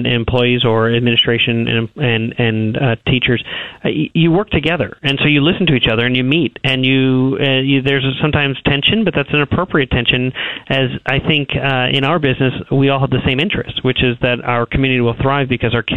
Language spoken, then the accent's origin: English; New York, United States; moved away; we're from New York